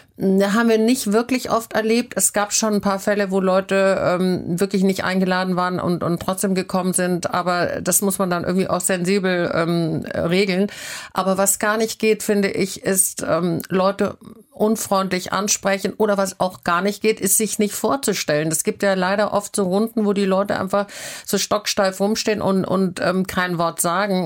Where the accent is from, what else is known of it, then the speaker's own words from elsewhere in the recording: Southern Germany, Germany; now in Hamburg, Germany; ich komme aus Süddeutschland und meine, meine sehr strenge bayerische Großmutter